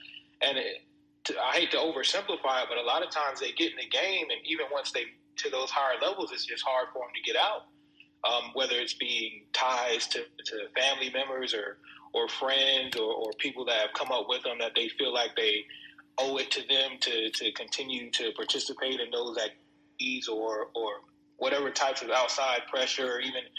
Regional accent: North Carolina, United States; moved away as an adult; now in San Angelo, United States; I'm originally from North Carolina, but I currently live in Texas, a small town called San Angelo

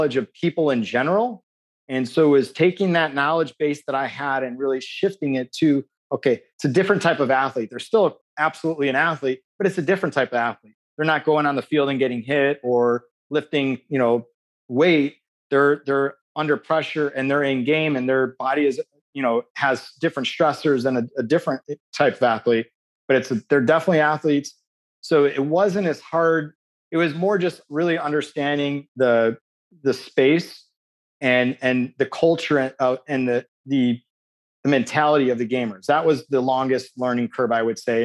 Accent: Chicago, Illinois, United States; I grew up in Chicago

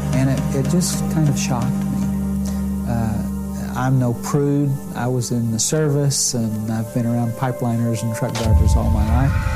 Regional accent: Cushing, Oklahoma, United States; even smaller than my hometown of Cushing

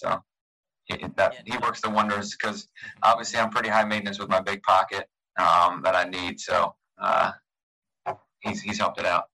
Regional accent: Annapolis, Maryland, United States; being in Annapolis, my hometown. Um, I live a mile away

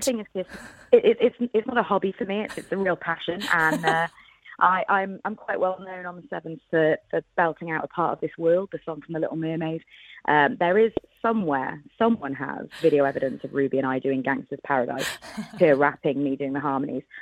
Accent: Wales, United Kingdom; I'm Welsh, and, and rugby is a religion and a big yeah. part of our culture. So I've been a season ticket holder at Cardiff Rugby since I was nine years

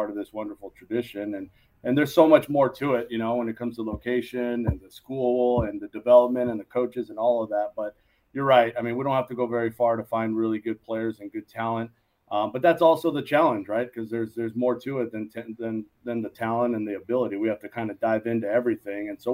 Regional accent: Los Angeles, California, United States; also born or lived in Moraga, California; This is back home for us. We're from the San Gabriel Valley here in L.A.

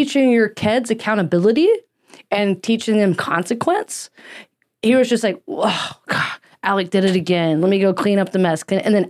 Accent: Mississippi, United States; accent: southern; moved away; I grew up in the South

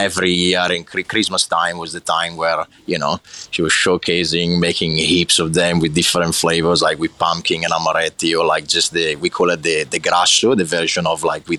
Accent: Lombardy, Italy; English is a second language; So I grew up in a little town in the province of Brescia, in the north of Italy, so basically right in the middle of the north, in between Milan and Venice.

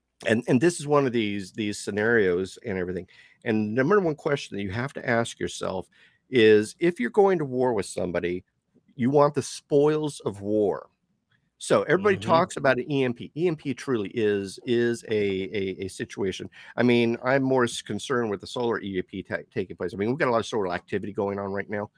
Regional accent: Canada; But being Canadian, you are part of the Commonwealth.

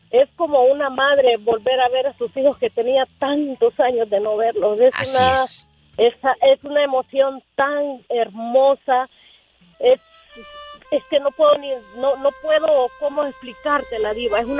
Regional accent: Honduras; now in United States; Somos de Honduras.

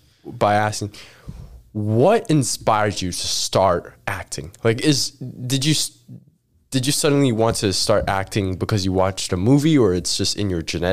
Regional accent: Macau; moved away; I have Macau passport.

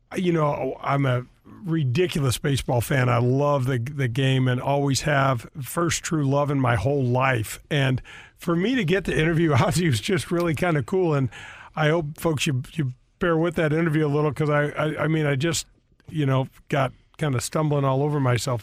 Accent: North County, Missouri, United States; I grew up in North County and I grew up as a caddy

